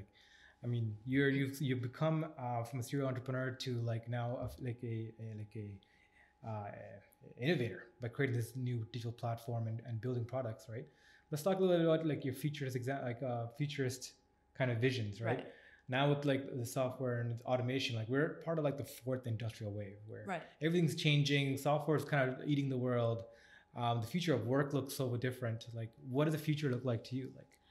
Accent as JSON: {"language": "English", "town": "Scarborough", "region": "Ontario", "country": "Canada", "tie": "born or raised there", "said": "my entrepreneurial journey started from literally Scarborough, like selling stuff at school, right?"}